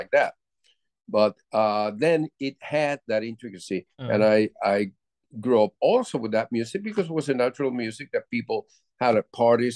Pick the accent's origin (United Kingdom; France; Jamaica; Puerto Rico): Puerto Rico; growing up in Puerto Rico